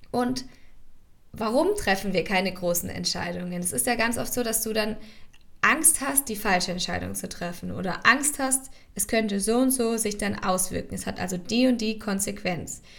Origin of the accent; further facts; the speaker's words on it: Ulm, Baden-Württemberg, Germany; dass ich die Uni in Ulm abbrechen möchte. Also dass ich die Uni in meiner Heimatstadt, wo ich angefangen habe und schon von Anfang an wusste, dass ich da nicht bleiben möchte.